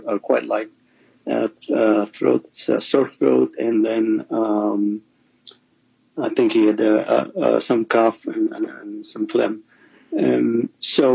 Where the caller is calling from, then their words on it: Toronto, Ontario, Canada; I'm calling from Toronto in Canada